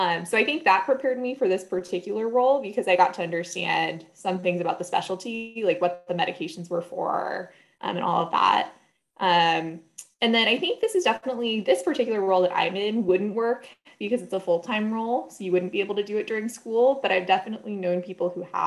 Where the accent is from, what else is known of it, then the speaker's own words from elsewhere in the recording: Los Gatos, California, United States; I grew up in Los Gatos, California, went to Los Gatos High